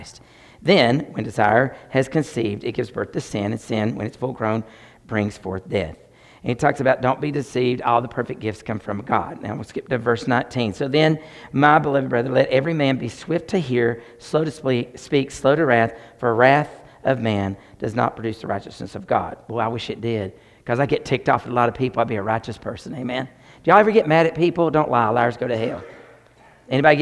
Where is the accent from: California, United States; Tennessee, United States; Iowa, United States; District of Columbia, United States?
Tennessee, United States; I'm from Tennessee